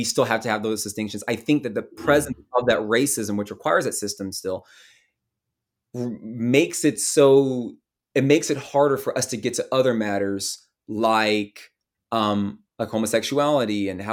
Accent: the South, United States; growing up in the South, which is a very Christian part of the country

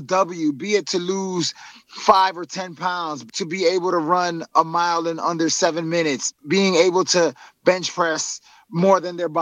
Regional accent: New York City, New York, United States; I was born and raised in Harlem and grew up in Washington Heights

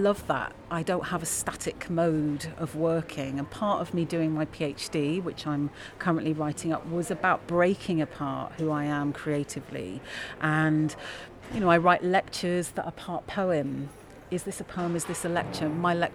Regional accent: London, United Kingdom; moved away as an adult; now in Leeds, United Kingdom; I'm a Londoner, and London is also my home.

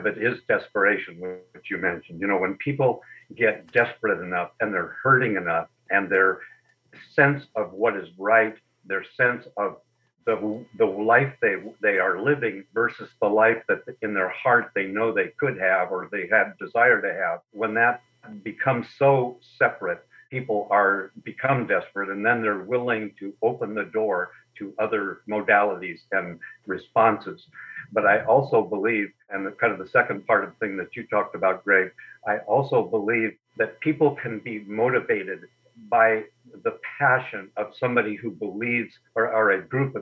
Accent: Berkeley, California, United States; now in Sun Lakes, Arizona, United States; I was born in Berkeley, California

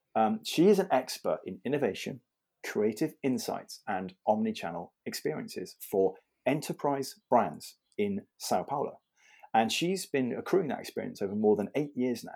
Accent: Bath, South West England, United Kingdom; also born or lived in London; I was born in Bath

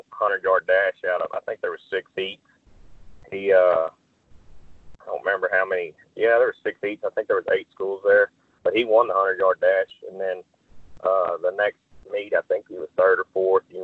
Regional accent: Crockett, Texas, United States; also born or lived in Madisonville, Texas; I grew up in Crockett, Texas, and my mom lived in Madisonville

